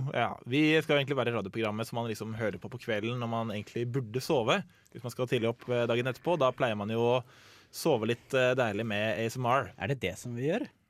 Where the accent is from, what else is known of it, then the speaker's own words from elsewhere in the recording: Asker, Akershus, Norway; Jeg jobber på en ganske stor menybutikk eh, hjemme i Asker